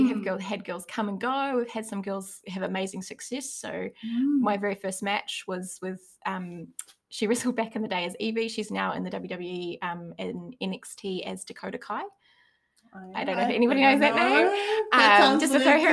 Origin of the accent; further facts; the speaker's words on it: Hamilton, Waikato, New Zealand; now in Auckland, New Zealand; I'm from Hamilton originally